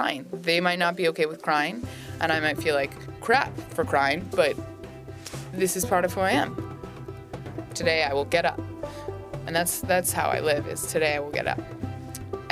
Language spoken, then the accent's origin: English; Norwich, Vermont, United States; moved away; I'm from Norwich, Vermont